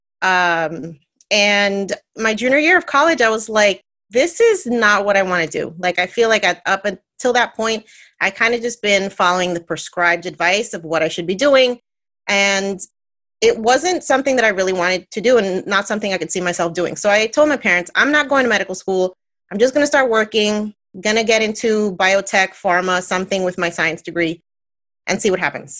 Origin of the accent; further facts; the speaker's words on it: New Jersey, United States; I'm born and raised in New Jersey, Puerto Rican, come from a loud, loving family